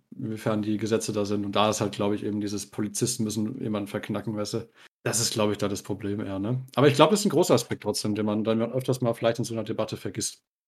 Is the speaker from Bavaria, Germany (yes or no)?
yes; Bavaria, Germany; wir sind ja aus Bayern